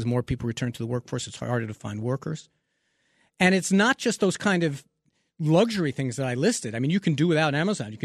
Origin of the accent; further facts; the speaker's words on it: New York, United States; growing up in New York